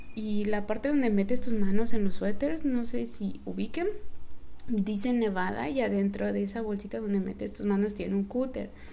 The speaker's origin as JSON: {"language": "Spanish", "region": "Yucatán", "country": "Mexico", "said": "soy mexicana, yucateca"}